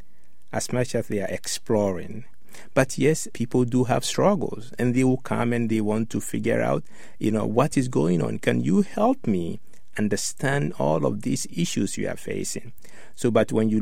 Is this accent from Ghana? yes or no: yes; Ghana; now in United States; I grew up in Ghana, West Africa